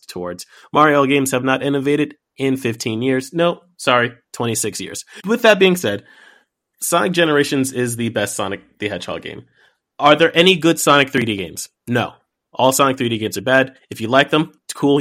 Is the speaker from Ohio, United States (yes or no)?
no; New York City, New York, United States; As a black kid growing up in New York City